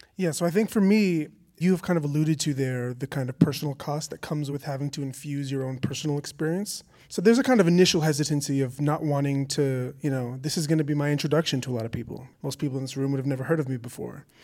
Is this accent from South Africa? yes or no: no; Canada; my being Canadian, I think in some way, here in Canada